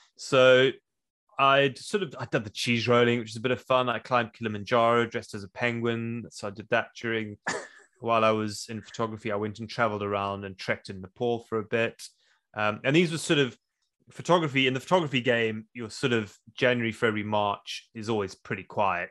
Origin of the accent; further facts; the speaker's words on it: South Africa; moved away as an adult; also born or lived in Zimbabwe; now in Wales, United Kingdom; I was born in Zimbabwe. I grew up in South Africa. I moved to the U K when I was twenty years old